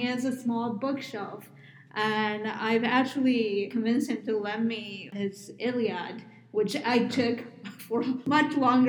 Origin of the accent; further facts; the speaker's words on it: New York, United States; now in Phoenix, United States; I'm from New York